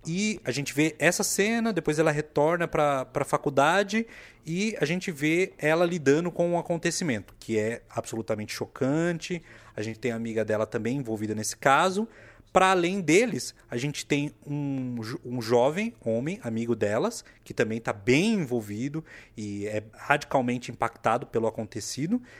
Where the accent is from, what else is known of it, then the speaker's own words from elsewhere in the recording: Brazil; nós que somos brasileiros